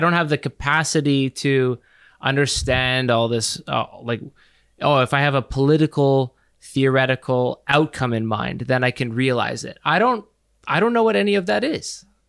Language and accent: English; Canada; we are from Canada